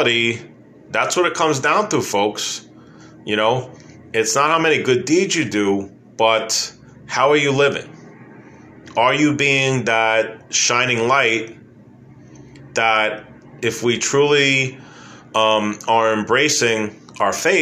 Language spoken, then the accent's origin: English; New York City, New York, United States; growing up in New York City